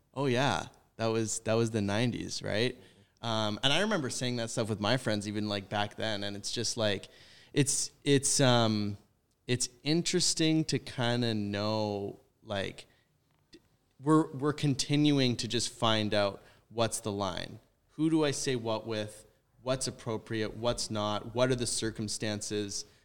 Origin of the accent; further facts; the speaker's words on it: White Rock, British Columbia, Canada; moved away; I come from White Rock, which lot, like, very white, concentrated, white, like, rich